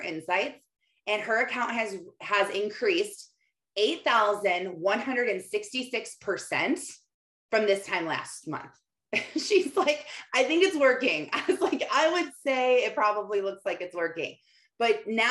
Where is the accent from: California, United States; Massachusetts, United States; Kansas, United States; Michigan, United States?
Michigan, United States; I was in my hometown of tiny town, farm town, where all my neighbors are farmers in Michigan, living on a dead end dirt road my whole life